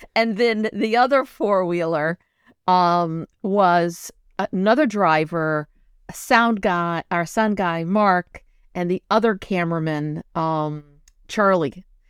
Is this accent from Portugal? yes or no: yes; São Miguel, Azores, Portugal; I come from San Miguel. It's the island, the green island